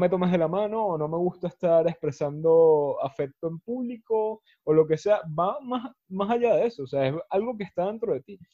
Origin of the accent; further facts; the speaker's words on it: Venezuela; now in Spain; nuestra, en nuestra cultura como venezolanos.